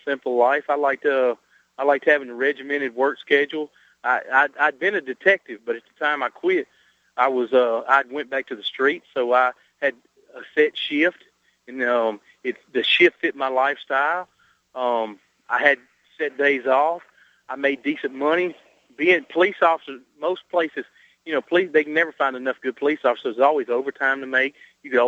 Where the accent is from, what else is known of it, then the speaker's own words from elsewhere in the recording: the South, United States; I'm from the South